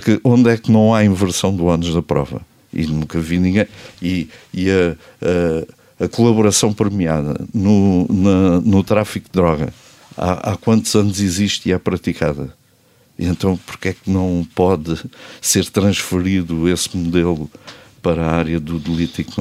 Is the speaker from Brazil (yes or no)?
no; Portugal; eu sou português até à medula